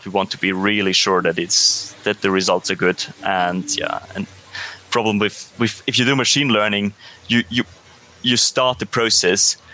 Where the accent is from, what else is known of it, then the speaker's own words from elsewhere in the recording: Austria; I come from Austria, so I am most familiar, of course, with the German speaking world